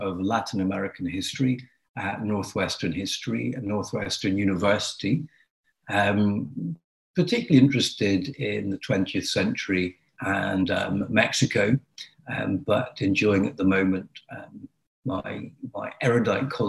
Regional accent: Ireland; moved away; where I grew up in Ireland

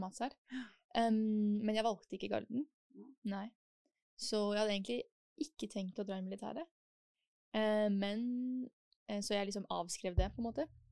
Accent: Oslo, Norway; also born or lived in Germany / Switzerland; jeg kommer fra Oslo

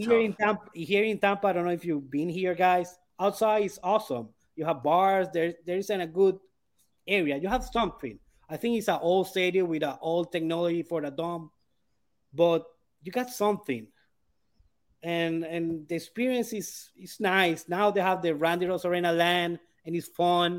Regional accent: Maracaibo, Zulia, Venezuela; Maracaibo, my city

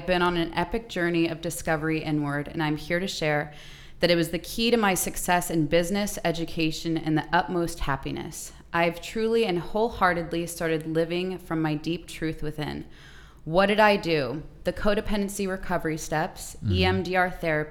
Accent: Phoenix, Arizona, United States; Born and raised in Arizona

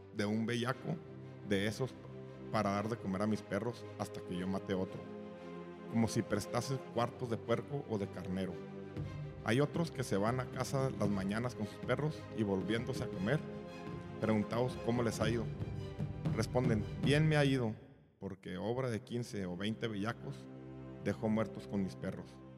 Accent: Mexico

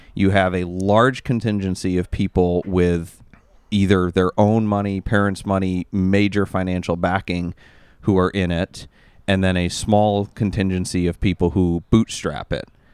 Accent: Maine, United States; moved away; Where I grew up in Maine

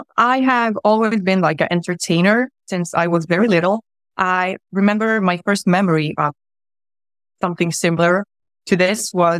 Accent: Gothenburg, Västra Götaland, Sweden; also born or lived in Croatia; I lived there for 3 months and I came to Sweden, to Gothenburg, at the age of 3 months. And I grew up in Sweden.

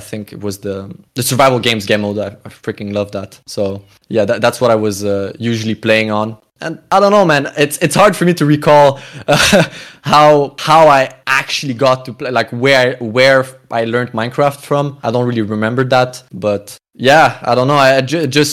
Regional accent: Canada; now in Europe; I'm a Canadian originally

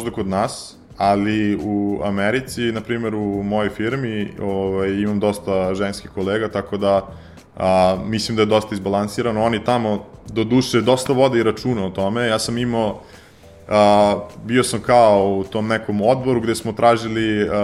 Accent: Serbia; pošto sam iz Srbije

